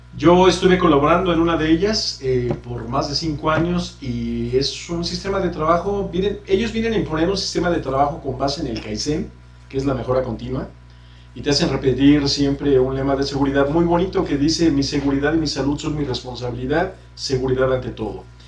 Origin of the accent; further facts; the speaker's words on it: Mexico; nos han hecho como mexicanos